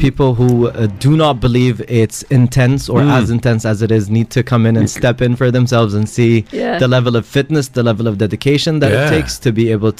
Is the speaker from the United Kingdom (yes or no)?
no; United Arab Emirates; I'm Emirati.